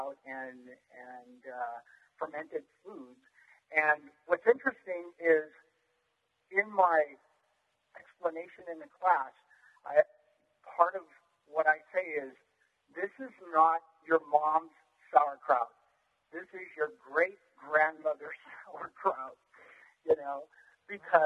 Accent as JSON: {"language": "English", "town": "Gilroy", "region": "California", "country": "United States", "tie": "born or raised there", "said": "I grew up in Gilroy, California, which when I was growing up was very rural"}